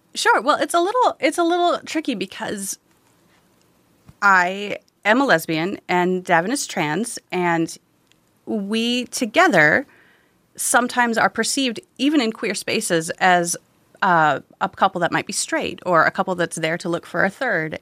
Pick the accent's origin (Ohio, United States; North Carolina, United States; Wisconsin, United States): Wisconsin, United States; growing up in Wisconsin